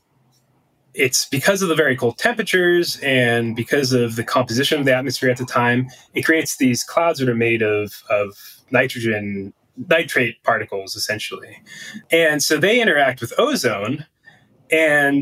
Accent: Pennsylvania, United States; now in Boulder, United States; I'm from Pennsylvania, so I was the local, especially when we worked around the Pittsburgh region.

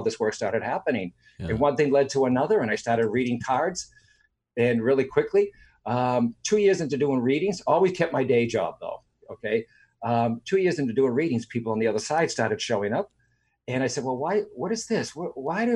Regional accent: Boston, Massachusetts, United States; Raised in Dorchester, Mass

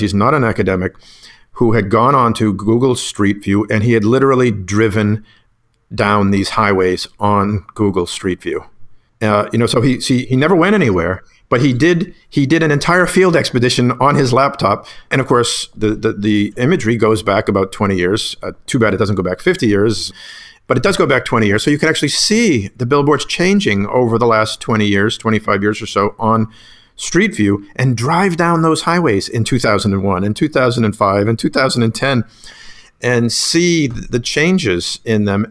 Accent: Whitman, Massachusetts, United States; now in Pennsylvania, United States; growing up in Whitman, Massachusetts

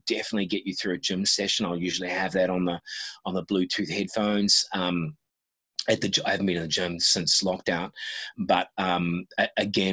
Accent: New Zealand; I was born in New Zealand

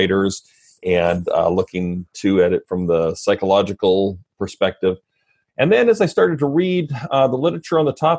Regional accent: Red Deer, Alberta, Canada; moved away as an adult; also born or lived in Fort McMurray, Alberta; now in Vancouver, Washington, United States; I'm Canadian. So I grew up in first Fort McMurray, which is northern Alberta, and then central Alberta in a town called Red Deer

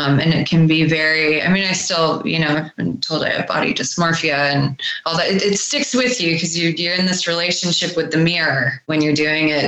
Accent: San Francisco, California, United States; also born or lived in Los Angeles; I was born in California, San Francisco

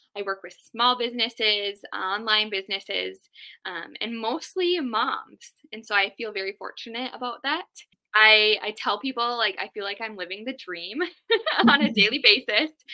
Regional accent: Duluth, Minnesota, United States; I was actually born and raised in Duluth.

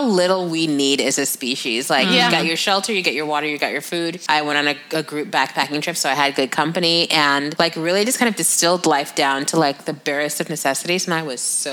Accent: New Jersey, United States; growing up in New Jersey

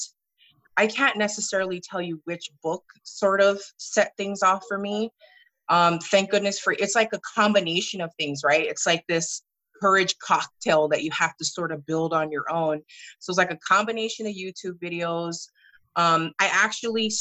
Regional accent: Hawaii, United States; moved away as an adult; also born or lived in Sacramento, California; now in Sandy, United States; So I'm originally from Hawaii, and I moved to Sacramento in late 2009

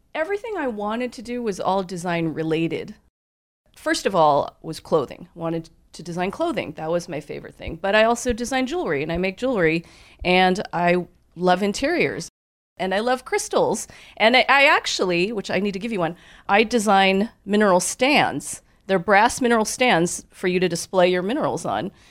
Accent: Southern California, United States; also born or lived in New York City; I was born in New York. But I don't remember it because we moved to California when I was a baby

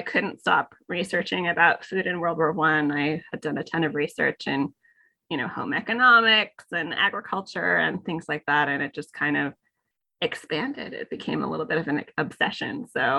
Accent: Fargo, North Dakota, United States; moved away as an adult; now in New York, United States; I am originally from Fargo, North Dakota.

